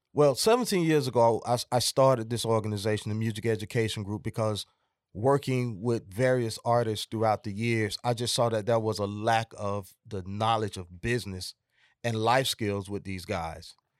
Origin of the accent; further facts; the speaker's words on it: Atlanta, Georgia, United States; also born or lived in South Fulton, Georgia; I'm originally from Atlanta, Georgia